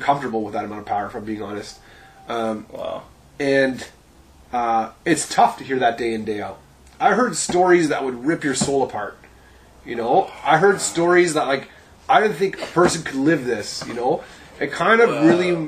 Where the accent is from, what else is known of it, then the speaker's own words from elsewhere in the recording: Sudbury, Ontario, Canada; also born or lived in Ottawa / Rochester, Minnesota / Jacksonville, Florida / Montreal; I stayed in Sudbury from like grade 1 to 12 and came back periodically